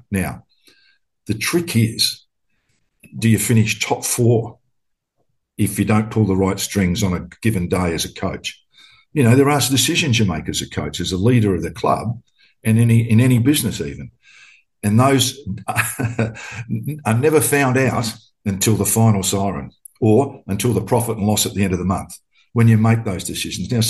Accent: Adelaide, South Australia, Australia; also born or lived in Queensland / Victoria; Um, I'm in my hometown of Adelaide, South Australia.

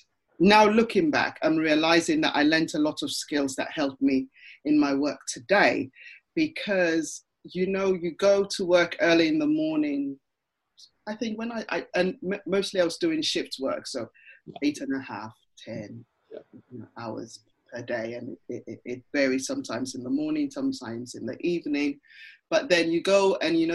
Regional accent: Ghana; moved away; I'm part of a networking group for people of Ghanaian origin, because hey, I'm from Ghana and I'm part of that originally

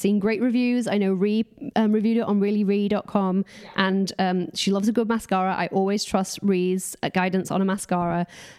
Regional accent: United States; accent: American; We're sorry that our American accents have offended you. We can't help it. We live in near the valley

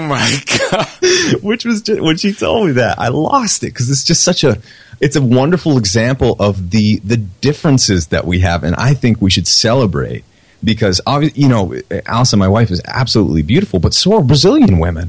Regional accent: New Hampshire, United States; I'm from New Hampshire

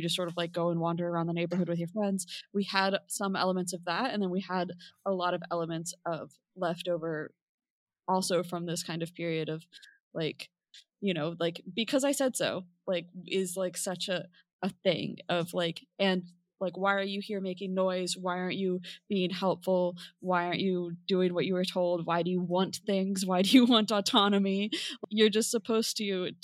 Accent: United States; growing up in America, like, like 5 years later than this book, you know, I was a child in the 90s

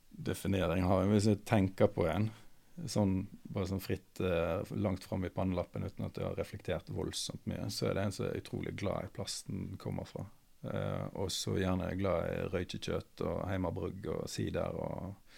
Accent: Austevoll, Vestland, Norway; moved away; jeg vokste opp i Austevoll

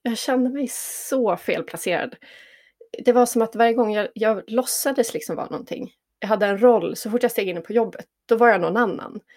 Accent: Jämtland, Sweden; also born or lived in Stockholm; now in Tändalen, Sweden; Jag är född och uppvuxen i Jämtland

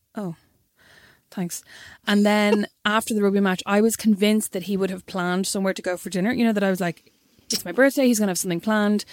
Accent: Kildare, Leinster, Ireland; I'm obviously from Kildare

